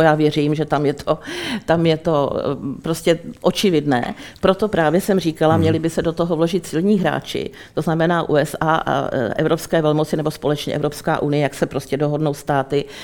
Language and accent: Czech; Czechia; na Českou republiku, na nás tady